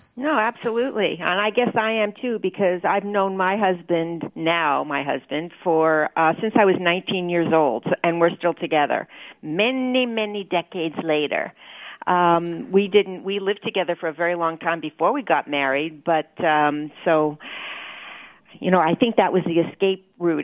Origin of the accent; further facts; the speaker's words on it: Toronto, Ontario, Canada; now in New York, United States; I'm a Toronto girl